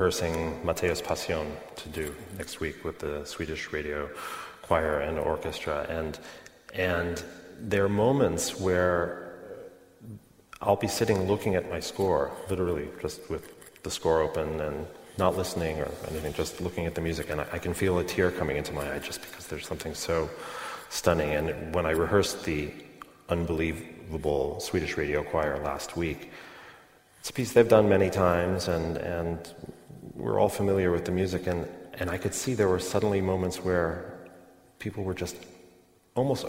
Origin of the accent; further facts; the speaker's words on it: New York, United States; I grew up in New York around this orchestra